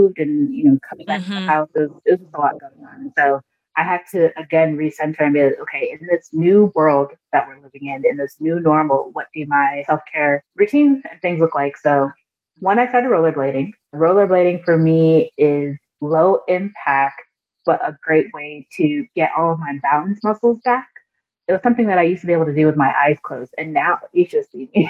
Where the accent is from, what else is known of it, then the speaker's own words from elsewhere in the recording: Nigeria; I'm Nigerian.